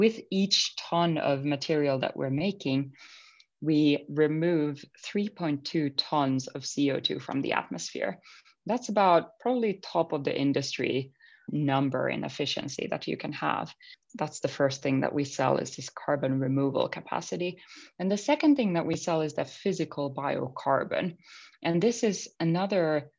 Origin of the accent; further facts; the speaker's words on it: Finland; moved away; growing up in Finland, you're constantly surrounded by nature.